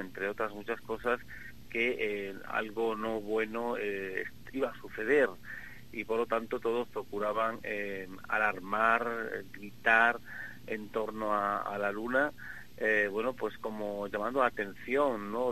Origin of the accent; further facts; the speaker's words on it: Extremadura, Spain; moved away as an adult; also born or lived in Madrid; ya no estoy en Madrid, ahora estoy en mi, tierra, en Extremadura, trabajando precisamente en mi pueblo